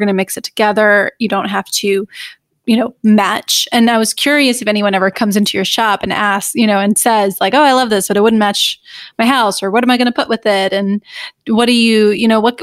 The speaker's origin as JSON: {"language": "English", "region": "South Alabama", "country": "United States", "said": "I'm from South Alabama"}